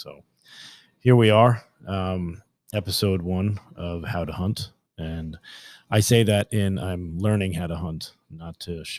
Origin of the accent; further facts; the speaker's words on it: Staten Island, New York, United States; I'm a New York City guy. Born and raised on the North Shore of Staten Island, and there is nobody in my family that hunts.